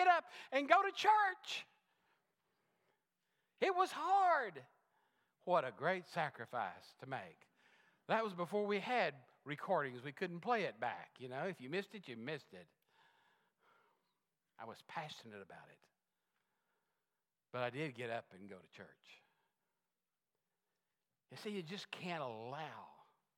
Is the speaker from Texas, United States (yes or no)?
yes; Texas, United States; I was a Texan. I am a Texan.